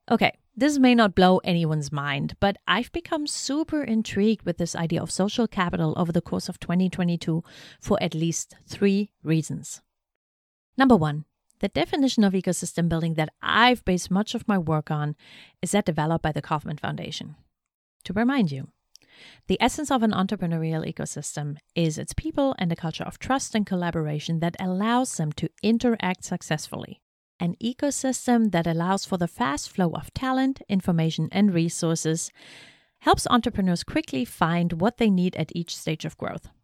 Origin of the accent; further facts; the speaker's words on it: East Germany, Germany; also born or lived in North Carolina; now in Shenandoah Valley, United States; where I grew up in East Germany